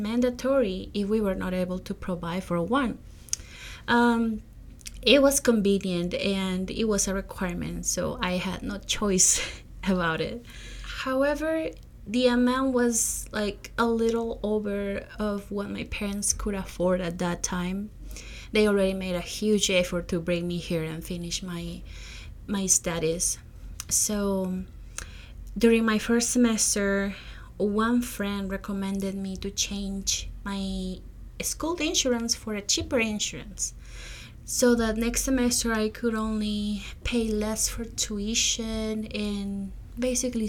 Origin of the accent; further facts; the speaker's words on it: Peru; moved away as an adult; now in United States; I am originally from Peru. I came to the U.S. as a non-immigrant student to follow a career in public health back in 2018.